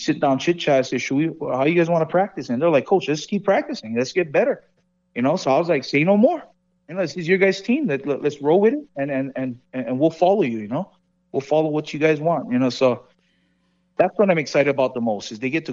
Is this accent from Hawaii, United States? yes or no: yes; Hawaii, United States; moved away as an adult; now in Las Vegas, United States; I'm from Hawaii. You know, I wear my culture on my sleeve, and I'm proud where I'm from